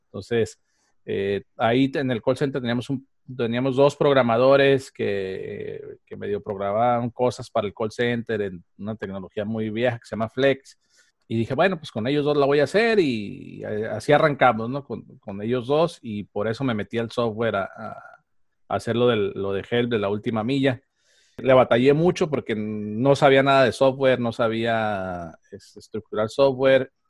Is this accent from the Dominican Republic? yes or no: no; Michoacán, Mexico; moved away; yo soy de Michoacán, entonces eh, de Michoacán, eh, mis papás en Michoacán tenían agencias de viajes